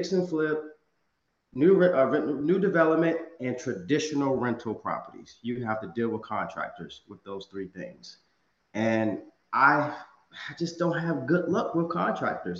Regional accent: Virginia, United States; now in Los Angeles, United States; one of my markets is my hometown in Virginia. I live in Los Angeles, California

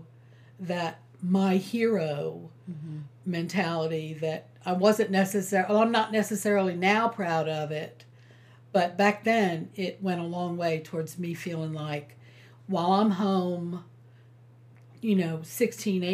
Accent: New York, United States; now in South Carolina, United States; I was from New York

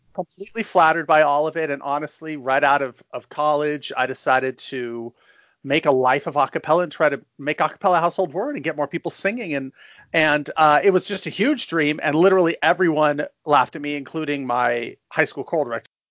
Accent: San Francisco, California, United States; I was born and raised in San Francisco. I still live here.

